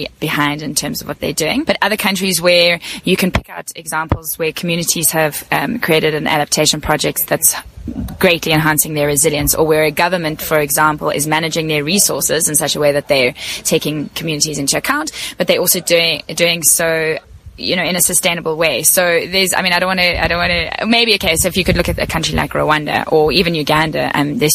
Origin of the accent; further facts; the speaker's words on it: South Africa; I'm from South Africa